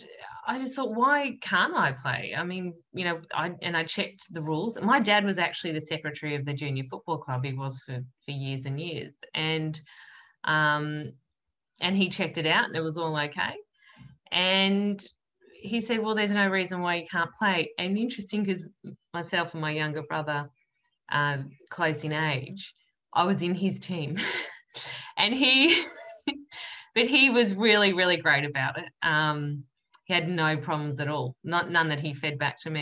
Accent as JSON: {"language": "English", "area": "Yarra Valley", "region": "Victoria", "country": "Australia", "tie": "born or raised there", "said": "I come from the Yarra Valley in Victoria, which is a semi-rural sort of place."}